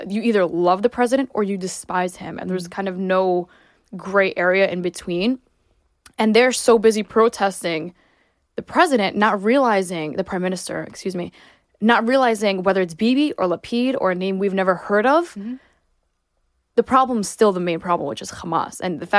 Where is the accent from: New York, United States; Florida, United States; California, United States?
New York, United States; born there; My parents were both born in Israel. I was born in New York